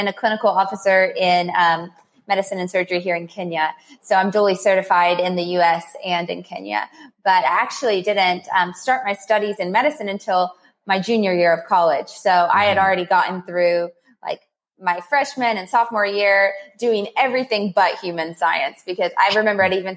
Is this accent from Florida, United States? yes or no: no; Somerset, Kentucky, United States; I'm from Somerset, Kentucky, a little bitty town. I grew up with a mother